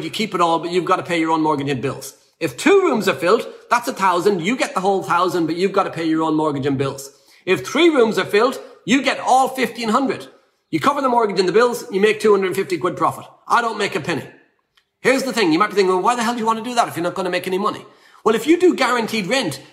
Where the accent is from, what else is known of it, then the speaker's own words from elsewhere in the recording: Ireland; I'm Irish.